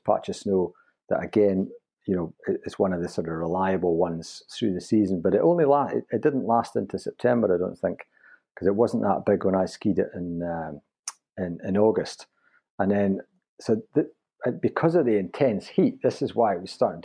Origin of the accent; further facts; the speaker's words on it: Newtonmore, Scotland, United Kingdom; I was brought up in Newtonmore near Aviemore, so Scottish skiing was a thing for me as a kid.